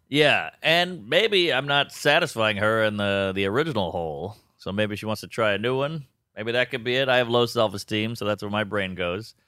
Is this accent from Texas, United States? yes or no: no; New Orleans, Louisiana, United States; moved away as an adult; now in New York, United States; I'm from New Orleans.